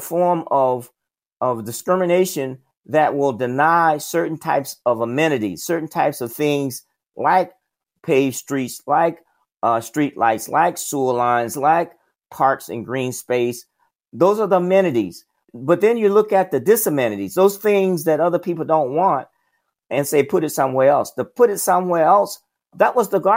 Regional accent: South Alabama, United States; I grew up in the South, Jim Crow South. I grew up in Alabama, in South Alabama

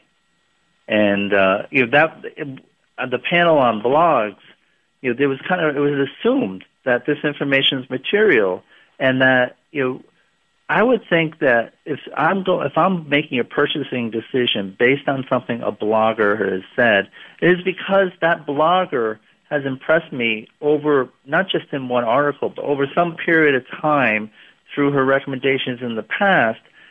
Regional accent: New England, United States

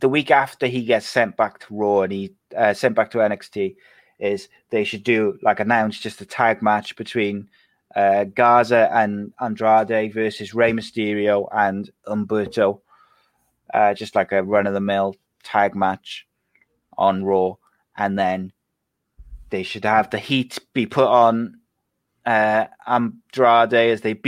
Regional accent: Wales, United Kingdom; Welsh, I'm not British, I'm Welsh

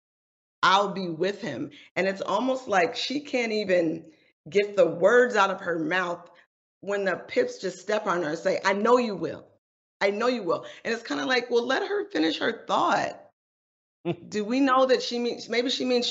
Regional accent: California, United States; my childhood growing up in Northern California and Southern California

